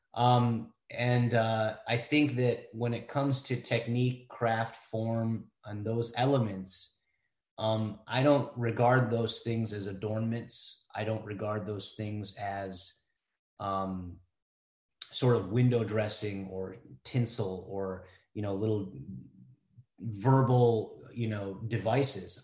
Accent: Cleveland, Ohio, United States; also born or lived in India; now in Columbus, United States; been a uh, Clevelander for for most of my life

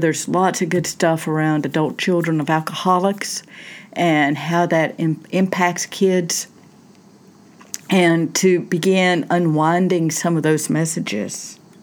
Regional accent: Southern United States, United States; I grew up in the South, Southern United States. I still live in the South

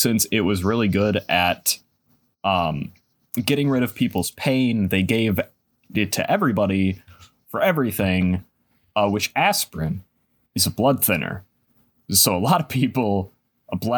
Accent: United States; I am American.

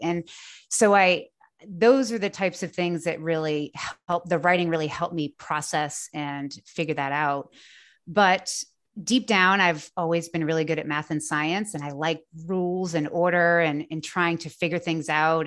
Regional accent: just south of the Boston area, Massachusetts, United States; moved away as an adult; now in North Carolina, United States; I grew up just south of the Boston area

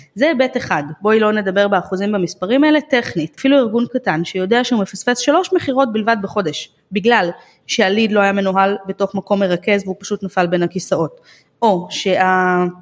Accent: Israel; אצלנו בישראל

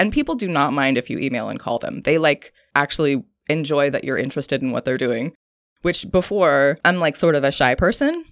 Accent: Santa Cruz, California, United States; moved away as an adult; also born or lived in New York / Oregon; I'm originally from Santa Cruz. I moved back to Santa Cruz to be near my family

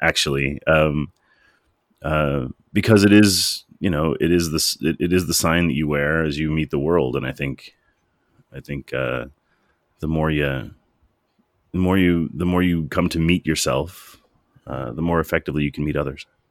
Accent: Cleveland, Ohio, United States; moved away as an adult; also born or lived in Chicago, Illinois; now in Canada; I grew up in Cleveland, Ohio, and I lived for a long time in Chicago, Illinois

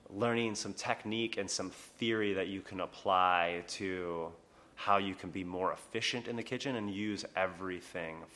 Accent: Long Island, New York, United States; You're from Long Island. I'm from Long Island too, bro.

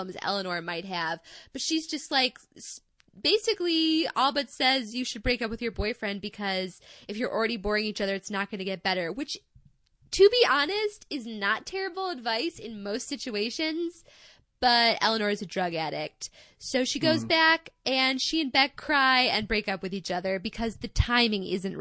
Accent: Midwest, United States; accent: Midwestern; my Midwestern accent

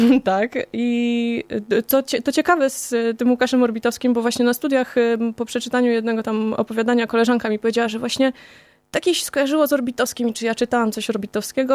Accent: Kozienice, Masovian Voivodeship, Poland; moved away as an adult; ja pochodzę z małego miasteczka, e, z Kozienic

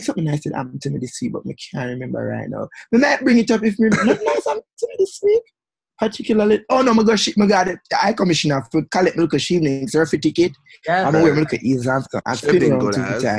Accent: Jamaica; three hair-whipping, heel-strutting Jamaican queens talk about LGBTQ politics, pop culture, growing up in the Caribbean

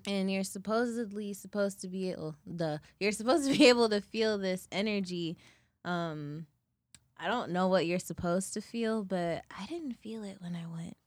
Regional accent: Ann Arbor, Michigan, United States; I grew up in Ann Arbor

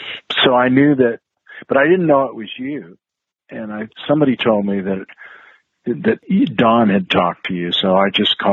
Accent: Idaho, United States; I didn't always get where I grew up in the Northwest and Idaho. There weren't always outlets to play rock.

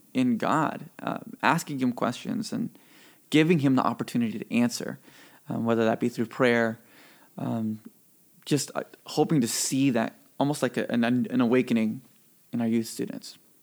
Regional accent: Mississippi, United States; also born or lived in California; I was born in California and raised in Mississippi

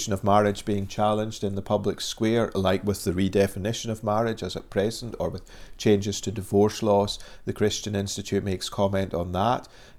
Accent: Dundee, Scotland, United Kingdom; moved away as an adult; now in Northern Ireland, United Kingdom; if people are wondering about the accent, originally I come from Dundee on the east coast of Scotland.

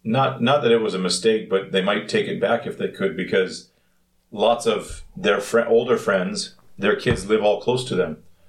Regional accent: Canada; moved away as an adult; now in South Korea; Growing up in Canada

